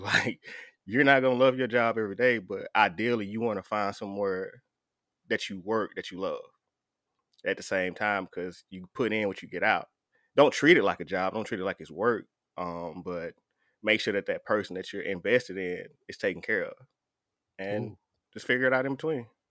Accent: the South, United States; I'm from the South

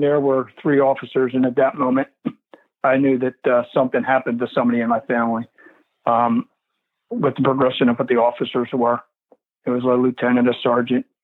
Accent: Philadelphia, Pennsylvania, United States; moved away as an adult; also born or lived in Downingtown, Pennsylvania; now in Florida, United States; I grew up in the Philadelphia area.

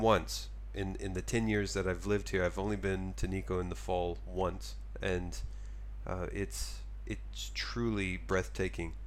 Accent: Texas, United States; now in Tokyo, Japan; I'm from Texas

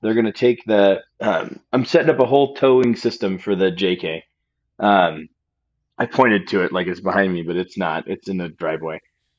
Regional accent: Alaska, United States; I grew up in Alaska.

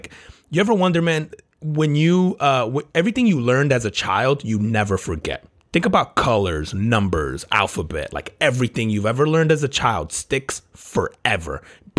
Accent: New Jersey, United States; I grew up in Jersey.

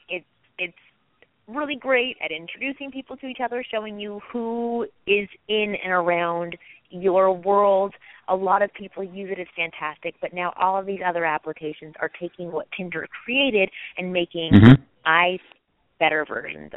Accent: Toronto, Ontario, Canada; now in Los Angeles, United States; I'm from Toronto originally, and I moved here 11 years ago.

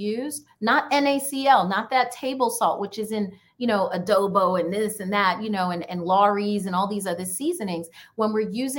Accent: New York, United States; I grew up in New York

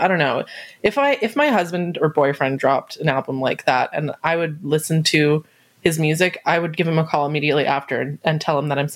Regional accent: Canada; as a Canadian

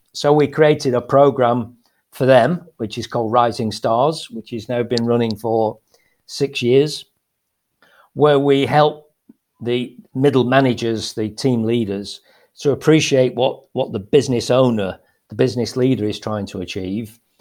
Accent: Lancashire, Greater Manchester, North West England, United Kingdom; moved away as an adult; now in Spain; I was brought up in, uh, in Lancashire, so Greater Manchester

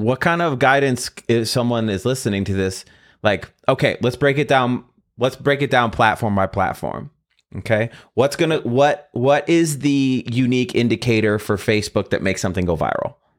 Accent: Midwest, United States; I'm from the Midwest.

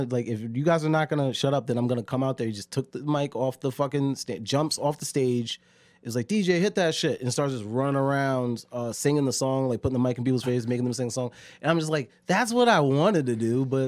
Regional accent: Connecticut, United States; Yeah, I'm from Connecticut.

